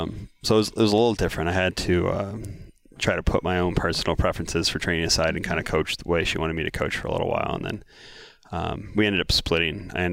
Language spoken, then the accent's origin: English; Missouri, United States; I grew up in Missouri.